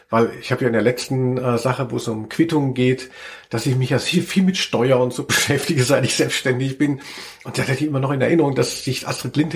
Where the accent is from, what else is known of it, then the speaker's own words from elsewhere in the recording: Frankfurt, Hesse, Germany; Ich komme aus Rödelheim, pack deinen Dödel ein ein.